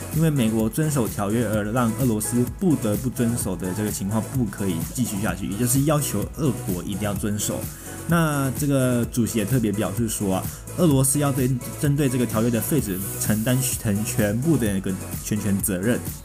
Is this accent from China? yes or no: no; Taiwan; 我们台湾人民